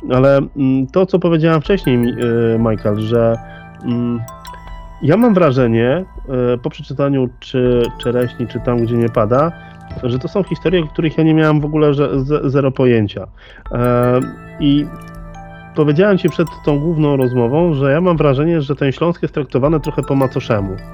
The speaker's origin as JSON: {"language": "Polish", "region": "Łódź Voivodeship", "country": "Poland", "said": "Ja akurat jestem z województwa łódzkiego"}